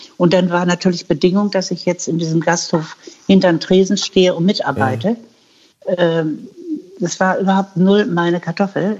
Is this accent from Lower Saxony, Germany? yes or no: yes; Hanover, Lower Saxony, Germany; moved away as an adult; also born or lived in United States / New Zealand / Philippines / Black Forest; ich komme nicht aus Hamburg, ich komme aus Hannover